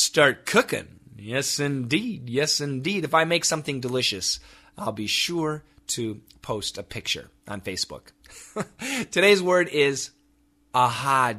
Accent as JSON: {"language": "English", "region": "Wisconsin", "country": "United States", "tie": "born or raised there", "also_born_or_lived": "Macon, Georgia", "moved": "yes", "said": "my hometown in Wisconsin"}